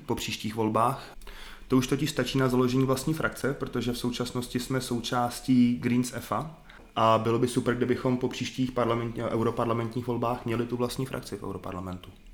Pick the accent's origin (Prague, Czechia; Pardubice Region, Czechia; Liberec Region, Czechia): Liberec Region, Czechia; Liberec; also born or lived in Saarbrücken, Germany; jsem z Liberce